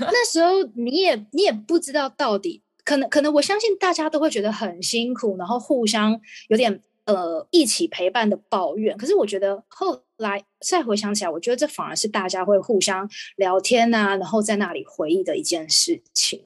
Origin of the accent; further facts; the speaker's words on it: Tainan, Taiwan; 因为我是台南人，那我刚好推甄上成功大学，所以其实就是离家近，我刚好可以住家里